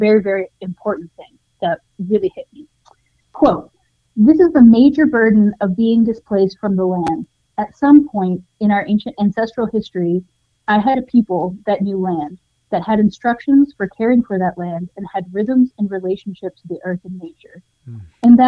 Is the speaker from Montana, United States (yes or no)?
yes; Montana, United States; now in New Mexico, United States; I grew up in Montana initially